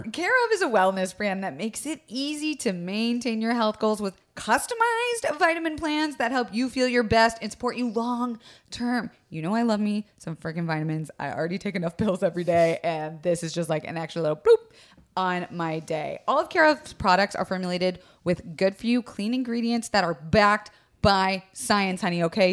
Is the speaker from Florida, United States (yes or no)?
yes; Florida, United States; I was raised in Florida